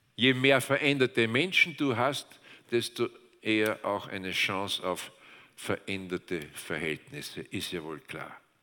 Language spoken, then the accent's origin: German; Austria; Wir Österreicher